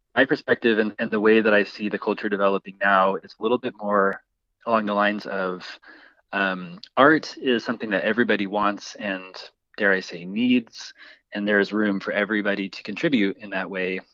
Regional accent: Boise, Idaho, United States; I'm from Boise, I grew up here

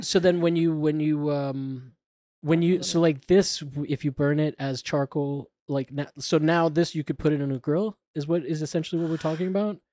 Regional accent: Florida, United States; I grew up in Florida

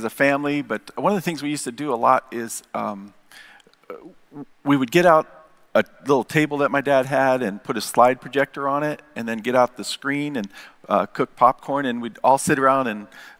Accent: Tucson, Arizona, United States; I grew up in Tucson

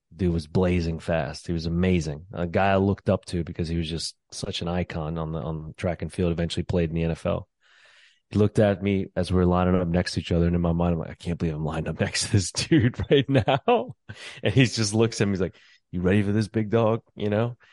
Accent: New Orleans, Louisiana, United States; moved away as an adult; also born or lived in New York; I'm originally from New Orleans. That's where I was born and raised.

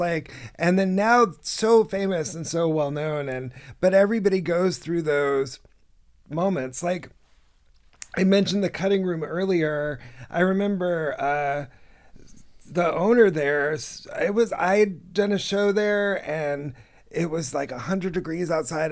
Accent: Inland Empire, California, United States; moved away as an adult; also born or lived in New York; I'm from, uh, L A originally. I'm from the Inland Empire, but I lived in New York for about ten or twelve years

